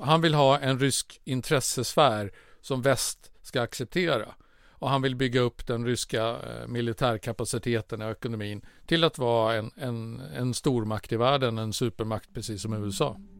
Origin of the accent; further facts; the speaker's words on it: Sweden; som svensk